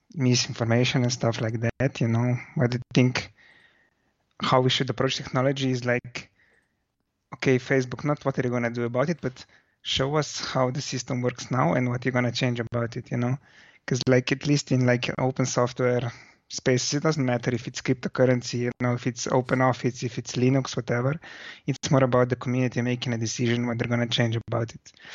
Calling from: Slovenia; I'm calling from Slovenia.

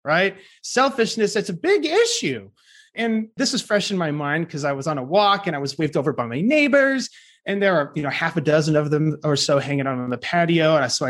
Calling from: Austin, Texas, United States; I am speaking from Austin, Texas.

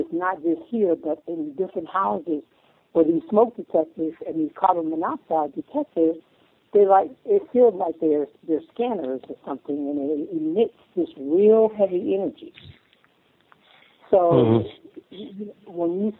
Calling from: Colorado, United States; I'm calling from Colorado.

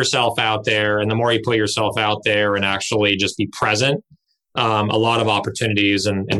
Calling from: Redondo Beach, California, United States; I'm physically at my home office, which is like 90% of the country right now, in Redondo Beach, California.

